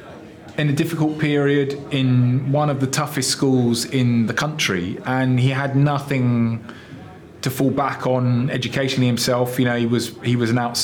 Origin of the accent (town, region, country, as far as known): England, United Kingdom